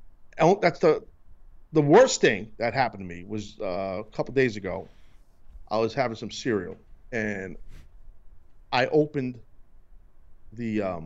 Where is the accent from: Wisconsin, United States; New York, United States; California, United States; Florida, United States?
New York, United States; Hey, I'm a New Yorker. I know Jewish slang, bro.